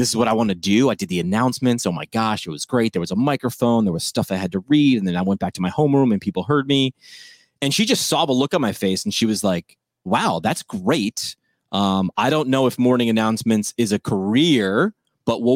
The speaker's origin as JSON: {"language": "English", "region": "New York", "country": "United States", "tie": "born or raised there", "said": "where I grew up in New York"}